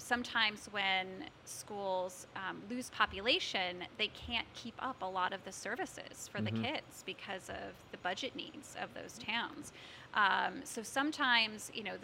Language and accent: English; Norfolk, Connecticut, United States; also born or lived in Syracuse, New York; now in West Hartford, United States; growing up in Norfolk, we had a regional school district.